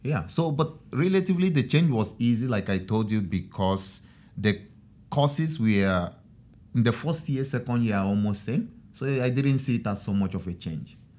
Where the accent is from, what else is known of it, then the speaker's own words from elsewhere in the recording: Nigeria; moved away as an adult; now in Japan; I'm from Nigeria